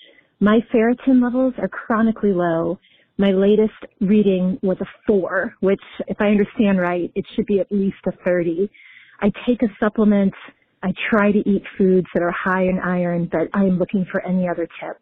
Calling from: Kansas City, Kansas, United States; I am calling from Kansas City, Kansas.

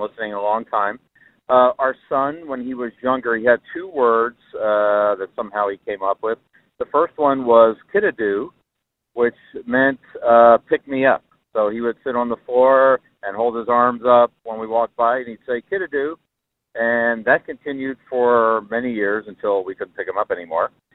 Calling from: Phoenix, Arizona, United States; I'm calling from Phoenix, Arizona.

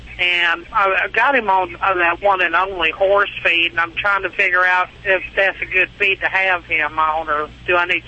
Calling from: Hartford, Connecticut, United States; Right at the moment, I'm going through Hartford, Connecticut.

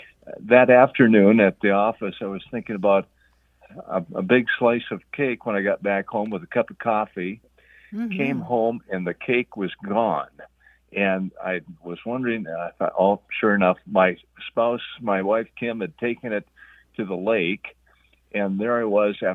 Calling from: Fargo, North Dakota, United States; up in Fargo, North Dakota. Frosty Fargo.

